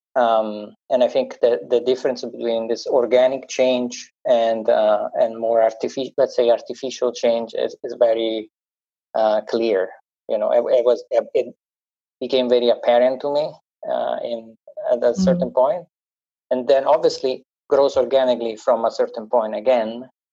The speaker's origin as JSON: {"language": "English", "country": "Italy", "accent": "Italian", "second_language": "English", "said": "my Italian accent"}